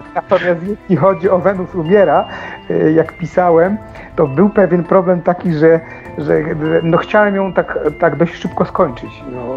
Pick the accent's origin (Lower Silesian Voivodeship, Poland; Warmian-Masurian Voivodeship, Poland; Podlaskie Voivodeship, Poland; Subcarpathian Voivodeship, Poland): Lower Silesian Voivodeship, Poland; Table Mountains area; moved away; bardzo niedaleko tamtych miejsc mieszkam, znaczy mieszkałem, pochodzę z, tam, z tamtych rejonów